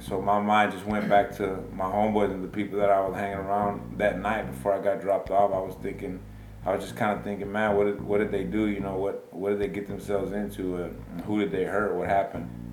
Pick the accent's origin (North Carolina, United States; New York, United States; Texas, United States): Texas, United States; Baytown; I'm from Baytown, Texas. Born and raised